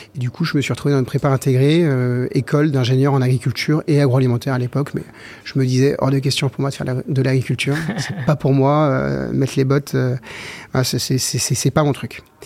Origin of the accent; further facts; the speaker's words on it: Versailles, Île-de-France, France; now in Saint-Lunaire, France; J'ai grandi à Versailles dans le 78